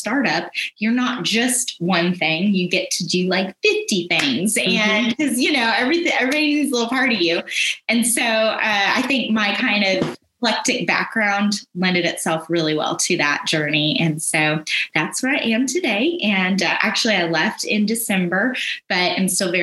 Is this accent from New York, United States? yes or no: no; Florida, United States; born or raised there; moved away as an adult; also born or lived in Georgia; now in Atlanta area, Georgia, United States